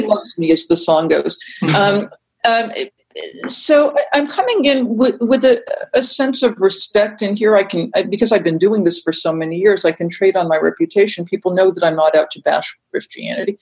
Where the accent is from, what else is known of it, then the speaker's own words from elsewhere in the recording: Massachusetts, United States; I'm from Massachusetts